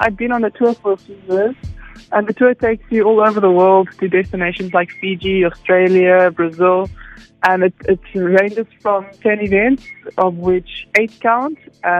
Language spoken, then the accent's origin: English; Western Cape, South Africa; I had a wetsuit first because I grew up in the Western Cape.